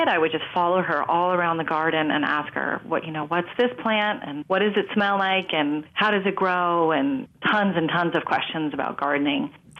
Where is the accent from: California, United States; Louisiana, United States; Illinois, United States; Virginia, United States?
California, United States; Marin County, Bay Area; I grew up in Marin County in the Bay Area to an Australian mother who loved being in the garden.